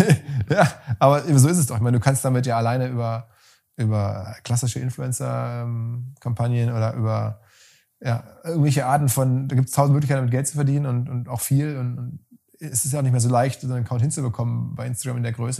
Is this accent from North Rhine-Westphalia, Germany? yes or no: yes; Essen, North Rhine-Westphalia, Germany; in meiner Heimatstadt